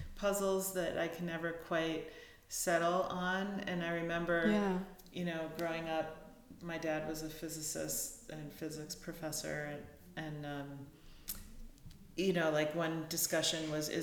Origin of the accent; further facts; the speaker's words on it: United States; growing up in the States